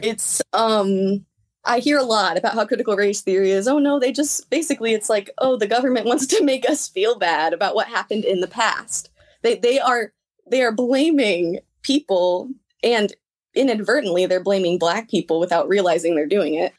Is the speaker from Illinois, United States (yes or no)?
yes; Lexington, Illinois, United States; also born or lived in Normal, Illinois; I was born in Normal at Broman, um, twenty years ago now, and I was raised in Lexington. I've been here my whole life